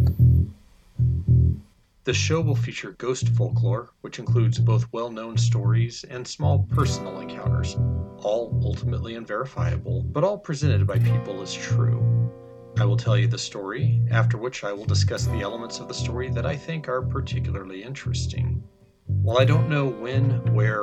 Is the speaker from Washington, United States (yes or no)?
no; Salida, California, United States; a small church in my hometown, Salida, California